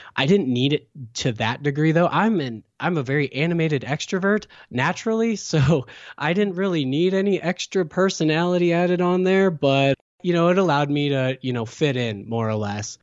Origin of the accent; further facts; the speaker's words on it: Sacramento, California, United States; moved away; also born or lived in St. Louis, Missouri / Hawaii; I'm originally from Sacramento, California.